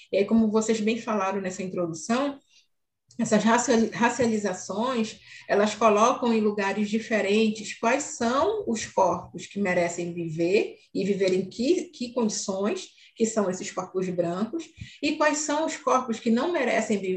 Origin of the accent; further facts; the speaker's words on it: Amazon, Brazil; Mas nesse momento eu me, me caracterizo como mulher preta da Amazônia